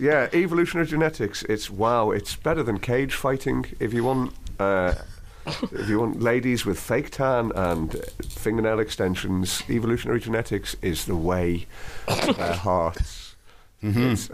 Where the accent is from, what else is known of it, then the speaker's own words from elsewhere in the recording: Liverpool, North West England, United Kingdom; moved away as an adult; also born or lived in St Andrews, Scotland; I'm originally from Liverpool, but I went to university at St Andrews in Scotland